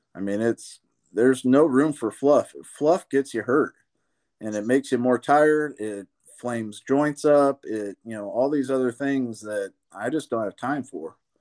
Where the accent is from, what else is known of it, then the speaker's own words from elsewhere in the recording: Columbus, Indiana, United States; I grew up here in Columbus, Indiana